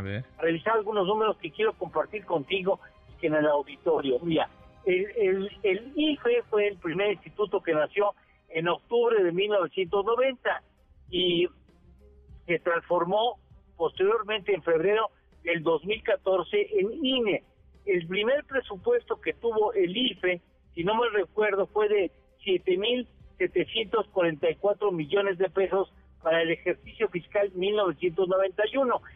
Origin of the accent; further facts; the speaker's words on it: Mexico; yo como mexicano